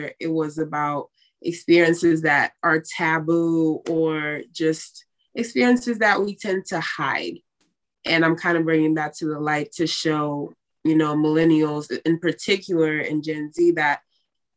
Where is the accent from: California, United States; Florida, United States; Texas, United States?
Florida, United States; West Palm Beach; I am from West Palm Beach, Florida